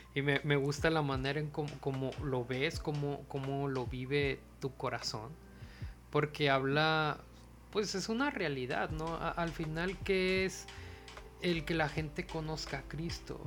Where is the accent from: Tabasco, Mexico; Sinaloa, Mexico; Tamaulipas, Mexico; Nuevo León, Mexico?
Sinaloa, Mexico; Mazatlán; moved away; me vine a Mazatlán acá a estar con mis papás un tiempo